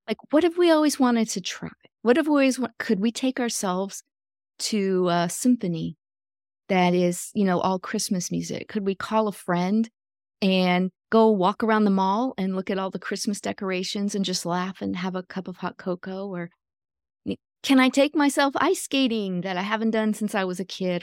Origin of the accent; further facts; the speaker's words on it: Michigan, United States; moved away as an adult; also born or lived in Florida; I grew up in Michigan, but I moved to Florida when I was twenty, going on twenty-one